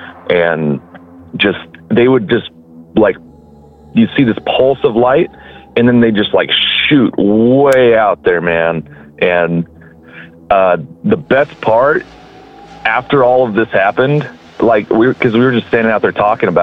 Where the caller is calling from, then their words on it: Kansas, United States; I'm calling from Kansas. Good old Kansas.